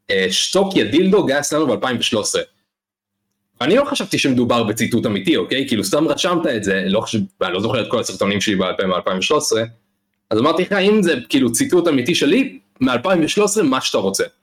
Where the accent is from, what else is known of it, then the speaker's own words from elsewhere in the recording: Oranit, Judea and Samaria Area, Israel; זה יישוב חמש דקות מראש העין